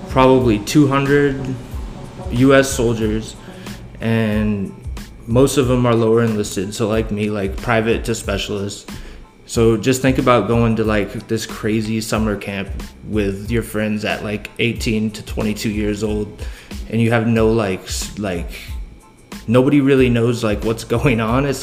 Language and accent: English; Southern California, United States; I grew up in Southern California